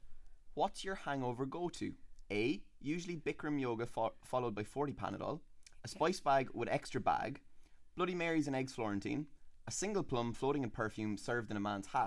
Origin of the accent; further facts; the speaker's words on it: Leinster, Ireland; accent: flat; now in Dublin, Ireland; I am from Leash. Lovely Leash.